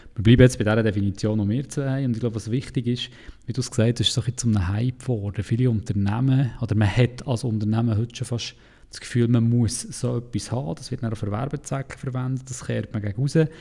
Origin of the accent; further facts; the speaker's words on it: Interlaken, Bern, Switzerland; dort, wo ich herkomme, in Interlaken